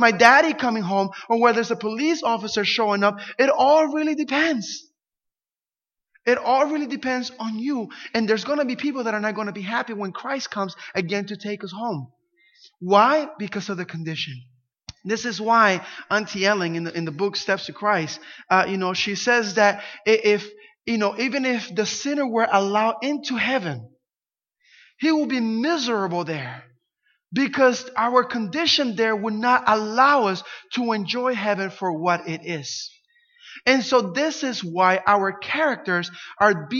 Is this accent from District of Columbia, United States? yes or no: no; Camden, New Jersey, United States; I grew up in Camden, New Jersey, one of the worst cities in the U.S.